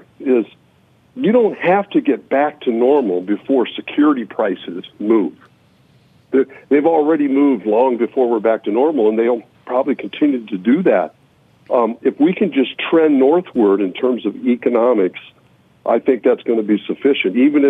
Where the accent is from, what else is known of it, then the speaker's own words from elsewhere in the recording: Iowa, United States; In the early 80s, we had basically a depression in energy and agriculture in my home state of Iowa.